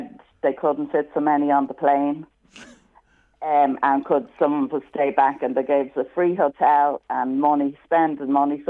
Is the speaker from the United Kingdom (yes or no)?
no; Dublin, Leinster, Ireland; I'm from Harold's Cross in Dublin.